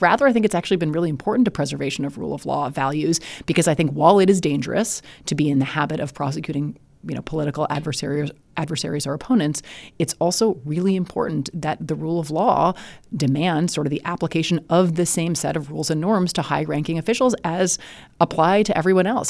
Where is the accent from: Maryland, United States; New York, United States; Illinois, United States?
Illinois, United States; I'm from Illinois